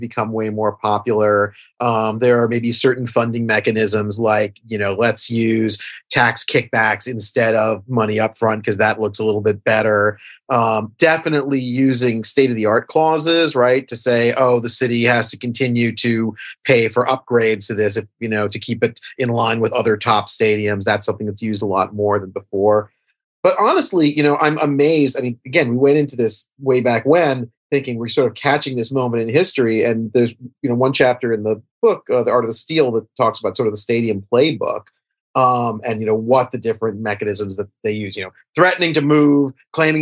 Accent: New York City, New York, United States; I'm from New York.

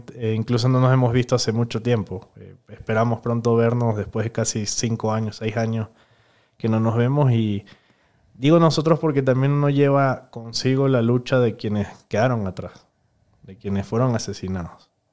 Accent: Venezuela; moved away as an adult; now in Ecuador; Viví 26 años en Venezuela

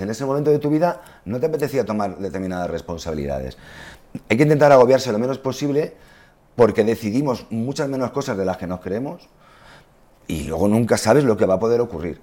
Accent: Spain; somos españoles

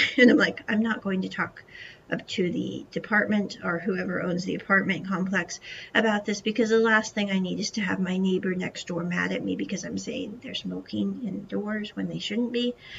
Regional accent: United States; moved away as an adult; growing up in America was the fact that I was surrounded by people

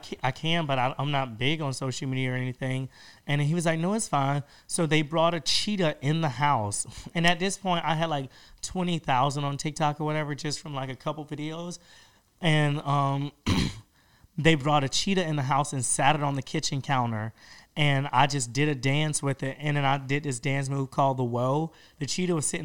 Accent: Georgia, United States; moved away as an adult; also born or lived in Miami, Florida; now in Los Angeles, United States; I came back to Georgia

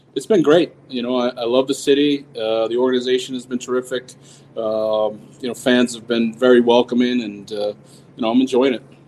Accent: Boston, Massachusetts, United States; moved away as an adult; now in Montreal, Canada; pretty normal growing up in Boston

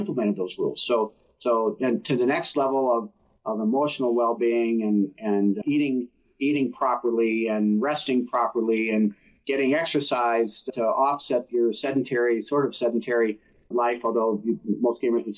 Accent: Minnesota, United States; I grew up in Minnesota and played hockey growing up.

